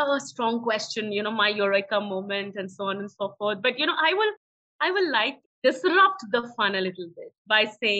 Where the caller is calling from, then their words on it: Pune, Maharashtra, India; I'm joining you from Pune, and I believe it's raining in Bangalore and in Pune simultaneously.